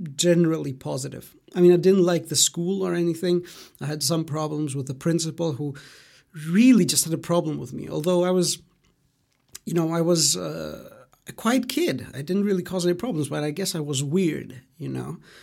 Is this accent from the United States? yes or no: no; Greece; English is a second language; also born or lived in Germany; So I was born in Greece, um, in you know my hometown, uh, the place where I've lived most of my life. Uh, but I grew up in Germany